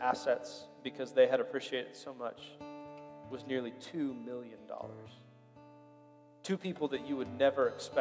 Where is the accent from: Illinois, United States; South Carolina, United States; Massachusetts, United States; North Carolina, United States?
Illinois, United States; Springfield; moved away; I grew up in Springfield, Illinois.